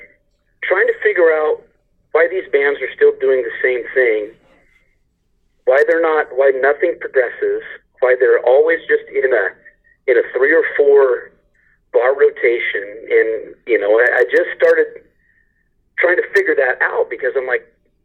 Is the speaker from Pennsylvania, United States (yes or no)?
no; Southern Oregon, United States; we're from Southern Oregon